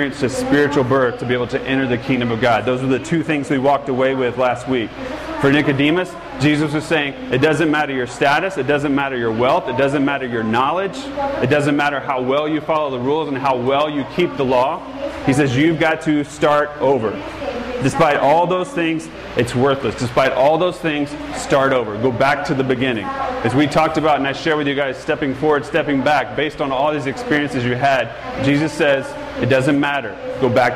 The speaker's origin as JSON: {"language": "English", "region": "Georgia", "country": "United States", "moved": "as an adult", "lives_now": "California, United States", "said": "I'm from Georgia"}